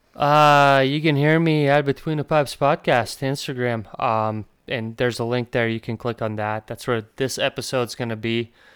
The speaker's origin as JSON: {"language": "English", "country": "Latvia", "moved": "yes", "said": "I come from Latvia"}